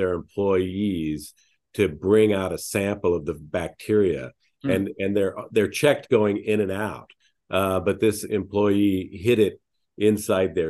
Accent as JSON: {"language": "English", "region": "Alaska", "country": "United States", "tie": "born or raised there", "also_born_or_lived": "New York / Japan", "moved": "yes", "said": "I was born in Alaska"}